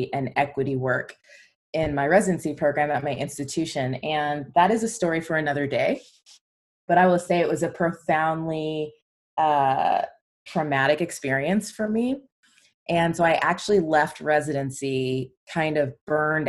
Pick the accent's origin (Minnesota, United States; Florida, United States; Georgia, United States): Georgia, United States; Atlanta; moved away as an adult; now in Seattle, United States; I am originally from Atlanta, and that's where I grew up